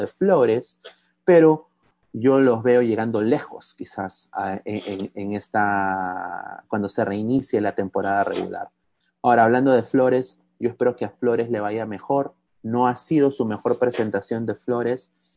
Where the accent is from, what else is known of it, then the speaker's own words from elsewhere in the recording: Peru; como peruano